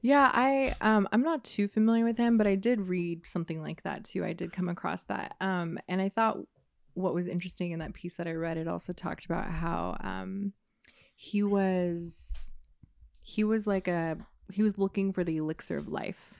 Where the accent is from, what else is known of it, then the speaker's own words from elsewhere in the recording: Oakland, California, United States; I was born in Oakland. I've lived in Oakland and some other places in the Bay